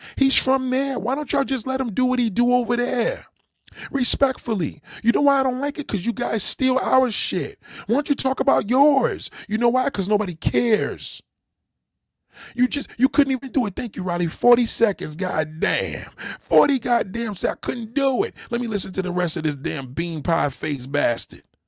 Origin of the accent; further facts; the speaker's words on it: New York, United States; as a New Yorker